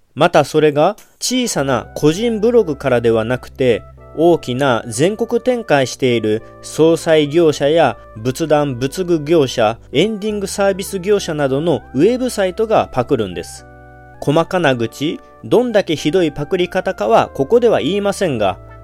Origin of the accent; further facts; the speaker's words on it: Kagawa, Japan; accent: Kagawa dialect; 香川の方言の言葉も結構独特なものもあって